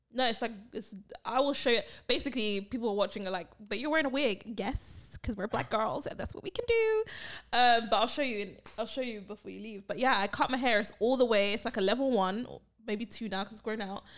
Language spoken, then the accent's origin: English; United Kingdom; also born or lived in Barbados; I am the British one, the British mummy